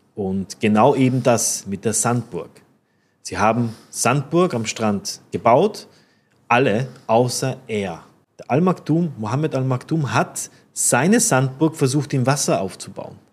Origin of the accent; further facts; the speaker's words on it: Linz, Upper Austria, Austria; moved away as an adult; now in Dubai, United Arab Emirates; da, wo ich herkomme, Linz.